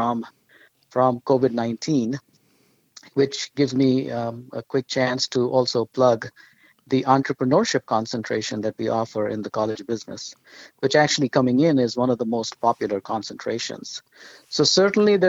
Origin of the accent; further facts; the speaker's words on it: India; moved away; my wife and I grew up in India